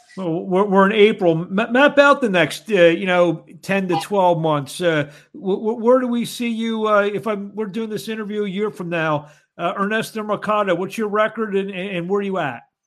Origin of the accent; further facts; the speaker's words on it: Philadelphia, Pennsylvania, United States; I'm from Philly